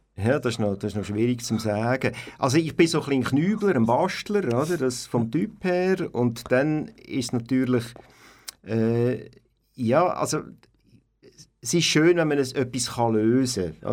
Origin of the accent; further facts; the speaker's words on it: Aarau, Aargau, Switzerland; also born or lived in Altdorf, Uri; aufgewachsen bin ich in Aarau und geboren bin ich in Altdorf.